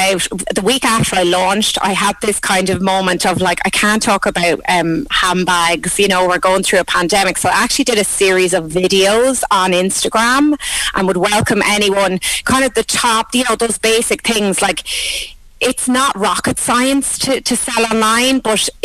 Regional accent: Thomastown, County Kilkenny, Ireland; My first order came from my hometown of Thomastown

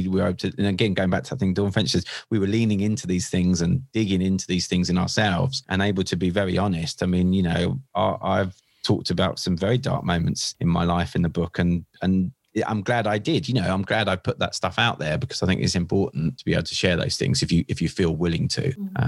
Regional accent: Seaford, South East England, United Kingdom; I'm born and bred in East Sussex. I live in a little town called Seaford

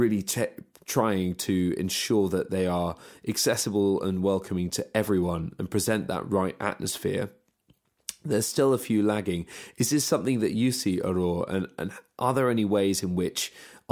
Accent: United Kingdom; we're British

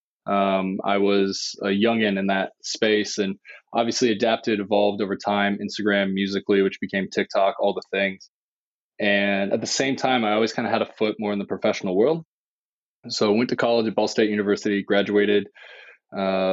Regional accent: Indiana, United States; now in Los Angeles, United States; I grew up in Indiana as an only child

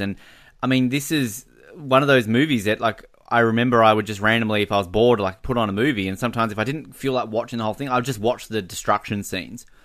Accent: Hobart, Tasmania, Australia; growing up in Hobart, we were the, uh, Australian headquarters for Antarctic research

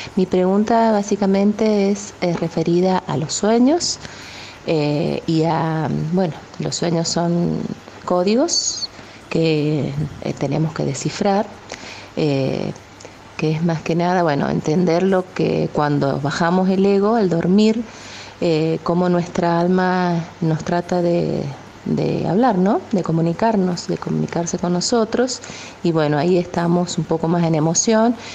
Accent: San Juan, Argentina; soy de San Juan, Argentina

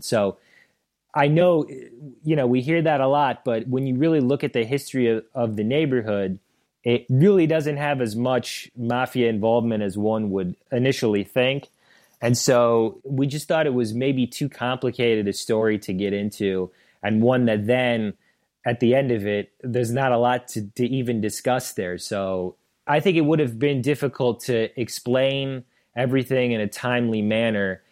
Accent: St. Charles, Missouri, United States; moved away as an adult; now in Affton, United States; I was from Saint Charles, which is about thirty minutes away from Saint Louis

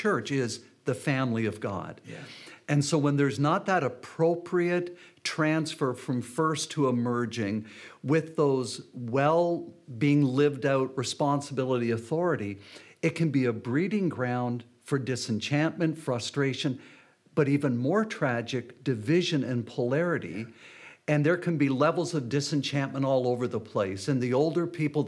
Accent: St. Catharines, Ontario, Canada; I preached at the second last service of the church where I grew up in St. Catharines

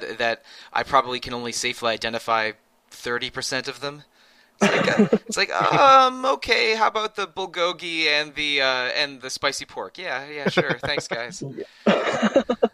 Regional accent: United States; I grew up in the Washington, D.C., Maryland, Virginia area

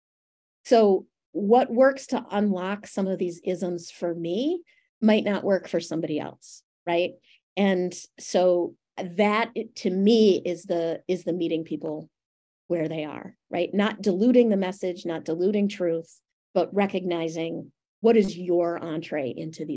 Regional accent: Western New York, United States; I was growing up in Western New York

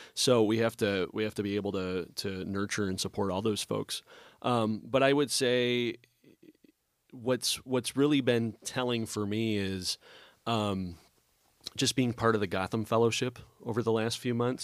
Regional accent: Kenosha, Wisconsin, United States; moved away; I grew up in Kenosha, Wisconsin, uh, just over the border

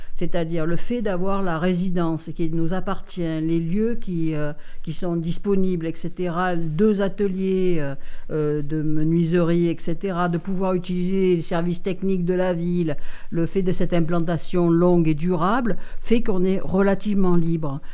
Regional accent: Marseille, Provence-Alpes-Côte d'Azur, France; now in Digne-les-Bains, France; je suis né à Marseille, donc je suis né en plein centre-ville, dans le troisième arrondissement

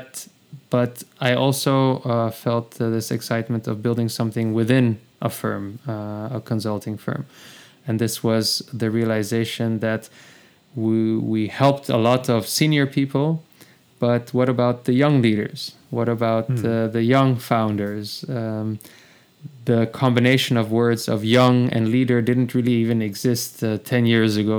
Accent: The Hague, South Holland, Netherlands; now in Amsterdam, Netherlands; I'm in Amsterdam. I was born in the Hague

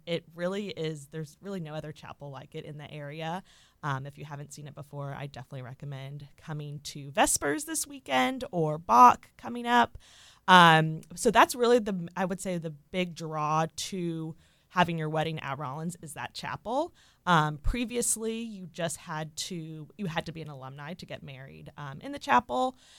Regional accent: Orlando, Florida, United States; also born or lived in Mississippi; I was born and raised here in Orlando

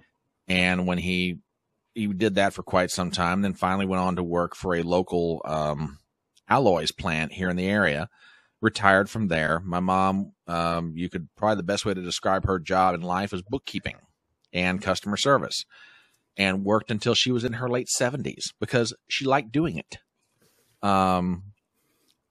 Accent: West Virginia, United States; I hail from the state of West Virginia

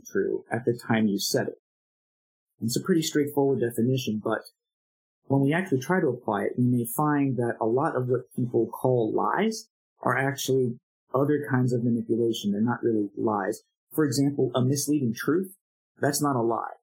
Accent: United States; as an American

